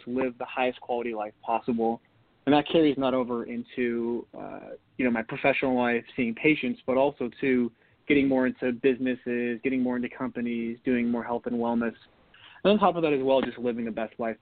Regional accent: North Dakota, United States; Growing up in North Dakota in the winter, there's not much to do when it's freezing cold besides get your skates on and go play hockey

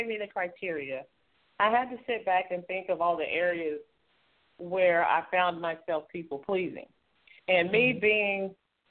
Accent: Oklahoma City, Oklahoma, United States; I am from Oklahoma City, Oklahoma

